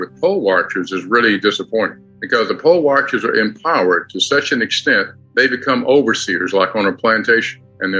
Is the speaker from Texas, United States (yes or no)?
yes; Texas, United States; I come before you as a Texan